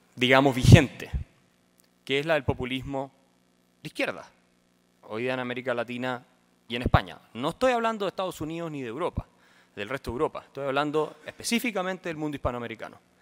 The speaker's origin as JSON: {"language": "Spanish", "country": "Chile", "said": "Chile, mi país."}